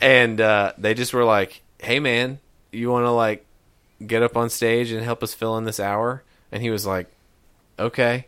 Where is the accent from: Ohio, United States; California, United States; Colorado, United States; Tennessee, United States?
Tennessee, United States; Knoxville; we're from Knoxville